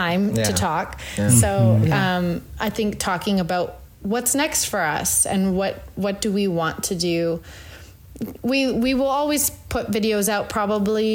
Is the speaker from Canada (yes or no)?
yes; Northern Canada, Canada; moved away; I grew up very like in Northern Canada. Like we were 2 hours from a grocery store.